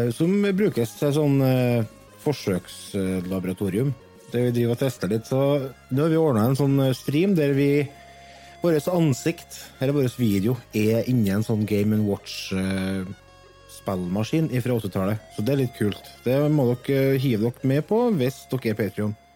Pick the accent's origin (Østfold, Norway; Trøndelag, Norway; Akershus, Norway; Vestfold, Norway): Trøndelag, Norway; Verdal; jeg er fra Verdalen